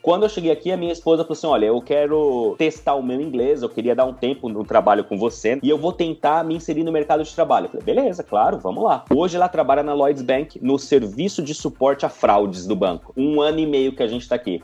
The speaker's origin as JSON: {"language": "Portuguese", "region": "São Paulo", "country": "Brazil", "also_born_or_lived": "Italy / Pisa, Italy", "first_language": "Portuguese", "moved": "as an adult", "lives_now": "Liverpool, United Kingdom", "said": "Eu sou de São Paulo, capital"}